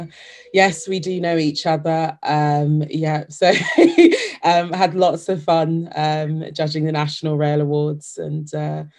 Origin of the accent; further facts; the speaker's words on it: London, United Kingdom; moved away as an adult; having had the tube be such a major part of my life growing up in London